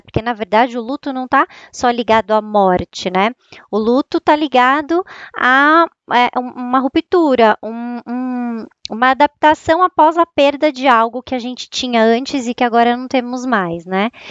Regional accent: São Paulo, Brazil; accent: São Paulo (paulistano); Eu tô em São Paulo, né? É, vocês vão perceber pelo meu sotaque, que é bem de São Paulo mesmo.

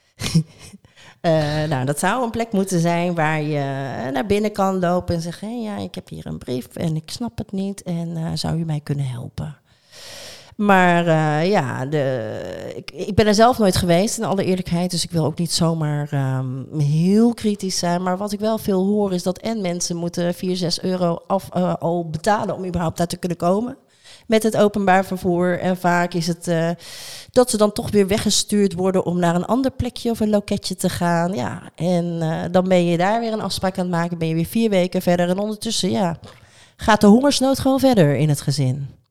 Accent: Rotterdam, South Holland, Netherlands; wij zelf als Rotterdammers

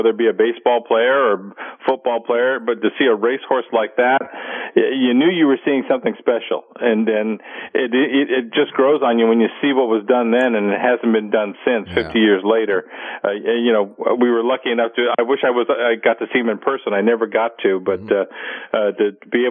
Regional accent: Whittier, California, United States; I grew up in Whittier in Southern California

